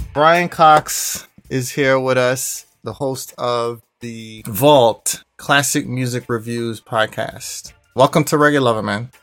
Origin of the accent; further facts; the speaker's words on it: Kingston, Jamaica; also born or lived in Guyana / Brooklyn, New York; now in United States; Fresh outta Kingston